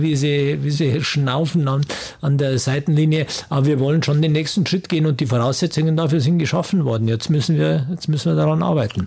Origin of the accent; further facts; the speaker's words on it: Germany; wir kommen ja aus Deutschland